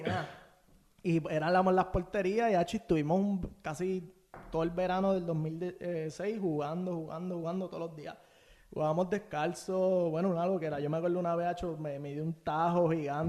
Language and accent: Spanish; Bayamón, Puerto Rico; nací en Bayamón, me estuve como mi primer año en Riverside, este, y después me mudé para allí, para Vista Bella, eh, aquí en Santa Juanita